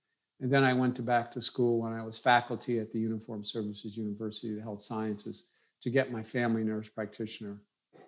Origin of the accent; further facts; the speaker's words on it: New York City, New York, United States; I grew up in New York City, a wonderful place to grow up